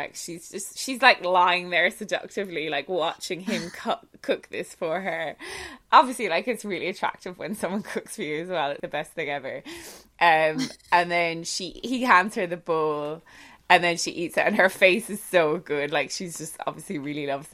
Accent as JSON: {"language": "English", "country": "Ireland", "said": "I'm Irish"}